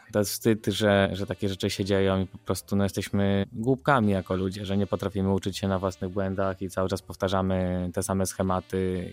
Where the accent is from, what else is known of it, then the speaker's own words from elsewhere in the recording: Wrocław, Lower Silesian Voivodeship, Poland; jako dziecko miałem bardzo dużo problemów dorastając we Wrocławiu